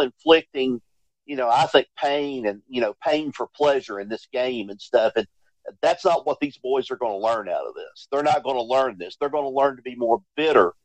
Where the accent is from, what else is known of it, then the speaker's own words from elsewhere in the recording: Clintwood, Virginia, United States; I came from Clintwood and stuff, and I was raised there in the Green Wave mentality